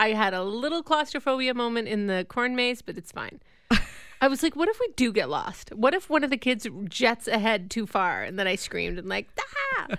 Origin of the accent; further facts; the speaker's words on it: Owen Sound, Ontario, Canada; growing up in Owen Sound